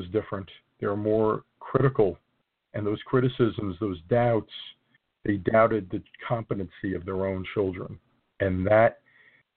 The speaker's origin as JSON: {"language": "English", "region": "New Jersey", "country": "United States", "said": "mostly in the northern part of my home state"}